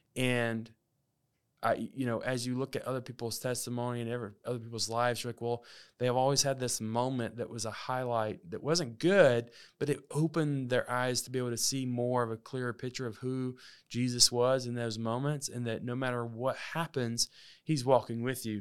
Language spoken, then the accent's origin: English; Alabama, United States; moved away; also born or lived in Texas; I grew up in Alabama, uh, for about fourteen years of my life